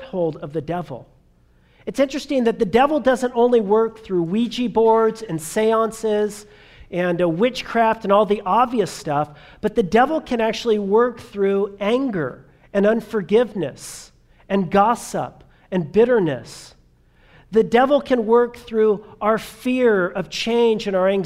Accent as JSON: {"language": "English", "region": "Southern California", "country": "United States", "tie": "born or raised there", "said": "I grew up in Southern California, and so therefore I grew up as a child of the 80s"}